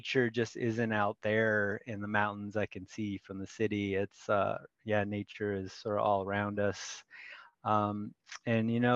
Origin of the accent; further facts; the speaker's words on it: Federal Way, Washington, United States; also born or lived in Seattle / Olympia / Bolivia; now in Tacoma, United States; I was born in Seattle. I grew up in Federal Way, which is just south of us